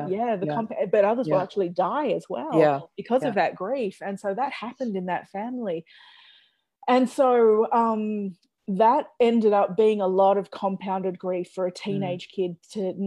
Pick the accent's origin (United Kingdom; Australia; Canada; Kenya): Australia; how I grew up in Australia